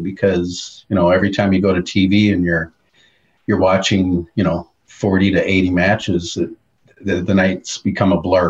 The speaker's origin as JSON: {"language": "English", "town": "Minneapolis", "region": "Minnesota", "country": "United States", "tie": "born or raised there", "said": "I grew up in Minneapolis, so all I grew up watching was the AWA"}